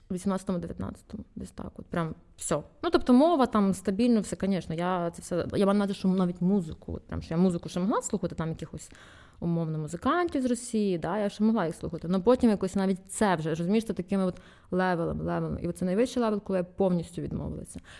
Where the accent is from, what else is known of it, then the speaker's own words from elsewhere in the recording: Vinnytsia, Vinnytsia Oblast, Ukraine; ну я з Вінниці, але в мене російськомовна родина і. Е, українську, типу, я вивчала в школі класно, тобто все все українською